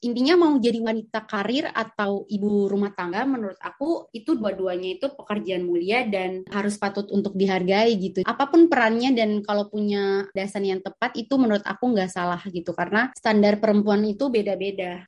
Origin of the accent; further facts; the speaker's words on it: Ambon, Maluku, Indonesia; now in Jakarta, Indonesia; aku asalnya dari Ambon tapi sekarang lagi stay di Jakarta